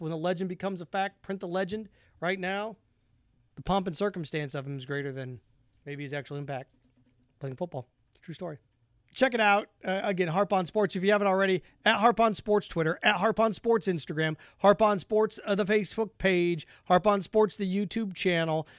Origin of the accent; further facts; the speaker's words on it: Indiana, United States; growing up in Indiana, it was different